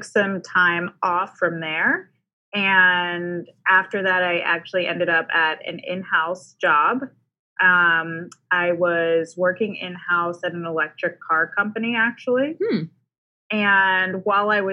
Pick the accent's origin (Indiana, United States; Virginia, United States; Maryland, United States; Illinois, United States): Maryland, United States; moved away as an adult; also born or lived in Stanford, California / San Francisco / Austin, Texas; now in Los Angeles, United States; I grew up mostly in Maryland